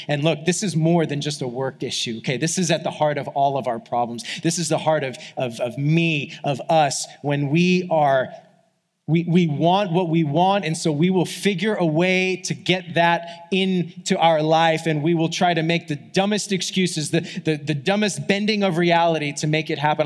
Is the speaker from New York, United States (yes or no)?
yes; New York, United States; moved away; I grew up in New York, like as a kid